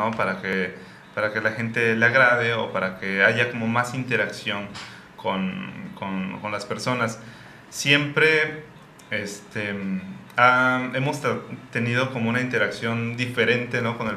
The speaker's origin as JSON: {"language": "Spanish", "region": "Oaxaca", "country": "Mexico", "said": "como somos oaxaqueños decimos"}